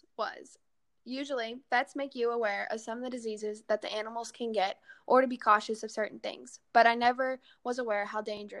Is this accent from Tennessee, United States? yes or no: no; a small town outside of Dallas, Texas, United States; I am from a small town outside of Dallas, Texas.